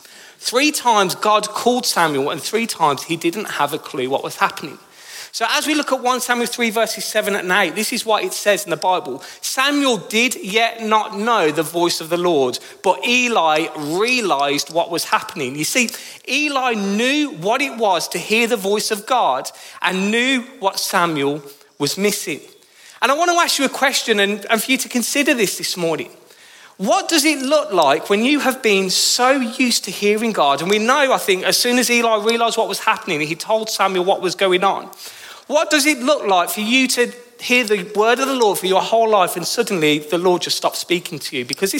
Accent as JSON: {"language": "English", "town": "Birmingham", "region": "West Midlands", "country": "United Kingdom", "accent": "Brummy", "lives_now": "Northampton, United Kingdom", "said": "I moved to Northampton in 2013, I did so with a heavily Brummy accent. You might not realise, but my beautiful accent is from Birmingham."}